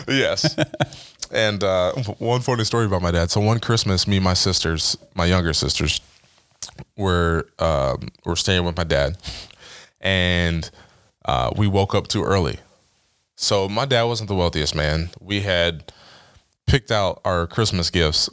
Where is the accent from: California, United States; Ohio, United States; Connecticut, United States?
Ohio, United States; Dover; growing up in Dover